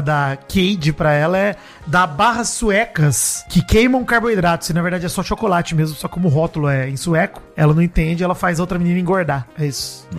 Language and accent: Portuguese; Brazil; also born or lived in Araraquara, São Paulo; eu sou brasileiro